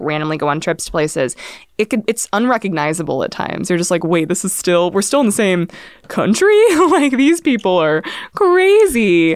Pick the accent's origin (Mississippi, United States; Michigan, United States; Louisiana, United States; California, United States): California, United States; Irvine; growing up in Irvine